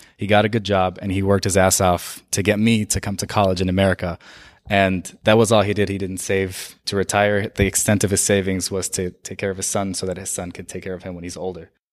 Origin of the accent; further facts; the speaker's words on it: Saudi Arabia; now in United States; I was born and raised in Saudi Arabia